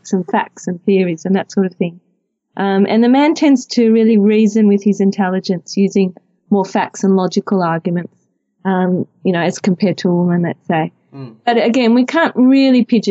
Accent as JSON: {"language": "English", "town": "Melbourne", "region": "Victoria", "country": "Australia", "said": "I'm from Melbourne and I'm married with three wonderful children."}